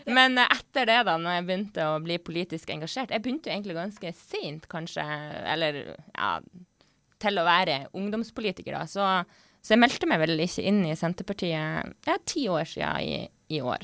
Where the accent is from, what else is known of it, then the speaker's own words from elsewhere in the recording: Northern Norway, Norway; jeg er fra Nord-Norge